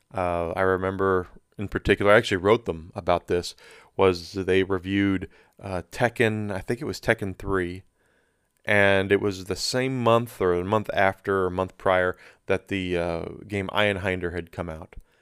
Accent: United States; I'm an American, very proud to be an American. Love my country, love being here

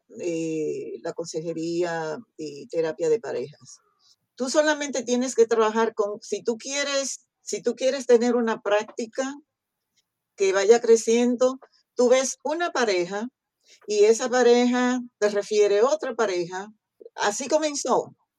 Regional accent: Restauración, Dajabón, Dominican Republic; moved away; de un pueblo que se llama Restauración

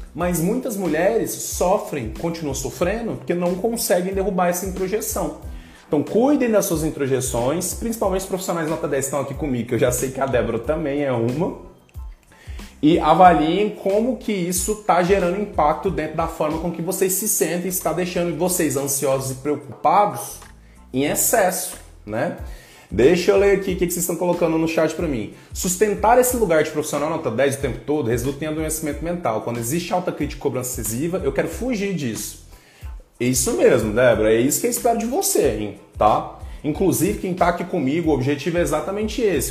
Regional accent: Goiânia, Goiás, Brazil; moved away; vem lá da minha terra, lá de Goiás

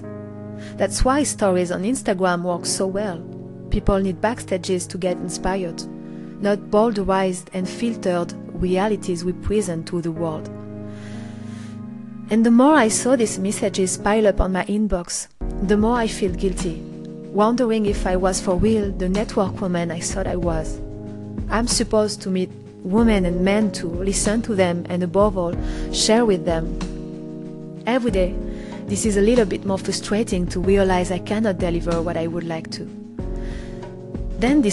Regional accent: Normandy, France; accent: French; English is a second language; now in Paris, France; I grew up in the Normandy countryside in a family house

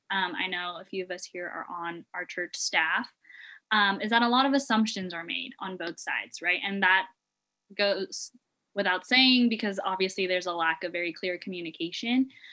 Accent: Philippines; I'm also a Filipino woman

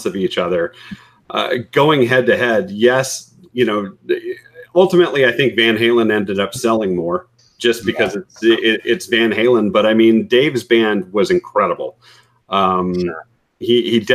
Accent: Bay Area, California, United States; growing up in the Bay Area.

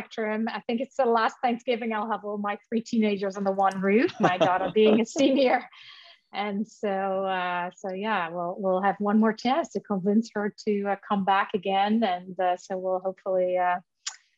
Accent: Netherlands; moved away; I grew up in the Netherlands.

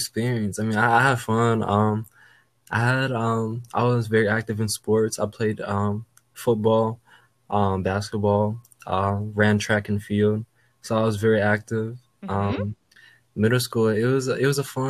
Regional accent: Aurora, Illinois, United States; also born or lived in Fairbanks, Alaska / Anchorage, Alaska; Originally I was born in Alaska. I was born in Fairbanks, and then I lived in Anchorage, Alaska for like probably half of my childhood until 2007, when I came to Aurora, Chicago, back in 2007.

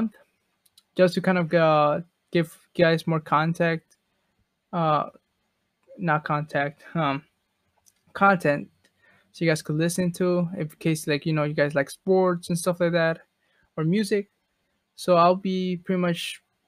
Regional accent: Chicago, Illinois, United States; I'm from Chicago

